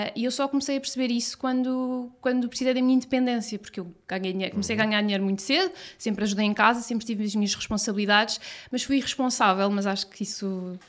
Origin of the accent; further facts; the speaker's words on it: Cascais, Lisbon, Portugal; eu sou de Cascais